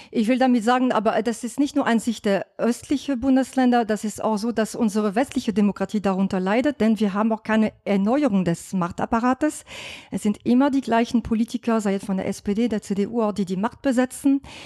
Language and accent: German; France; German is a second language; now in Germany; ich als Französin, ich bin nicht gebürtige Deutsche